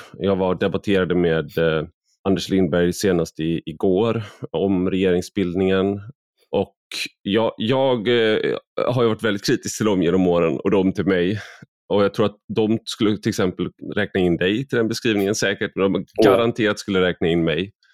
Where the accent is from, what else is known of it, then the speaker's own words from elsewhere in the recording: Sweden; jag är väldigt svensk